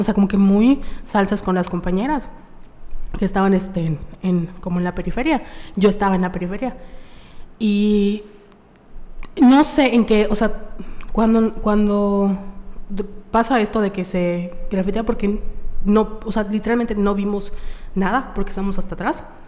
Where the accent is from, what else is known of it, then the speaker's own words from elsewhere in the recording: Mérida, Yucatán, Mexico; somos de Mérida, Yucatán